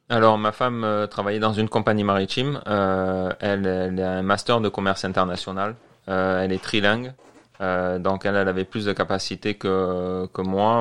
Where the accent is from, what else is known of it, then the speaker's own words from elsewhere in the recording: Marseille, Provence-Alpes-Côte d'Azur, France; moved away as an adult; also born or lived in New Brunswick, Canada; now in Quebec, Canada; je viens de Marseille